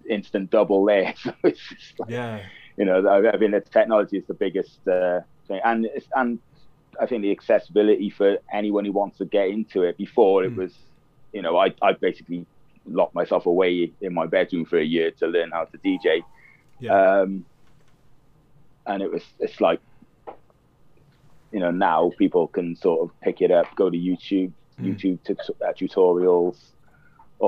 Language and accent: English; Cardiff, Wales, United Kingdom; moved away as an adult; also born or lived in London; I was born in Cardiff. I moved to London then in 88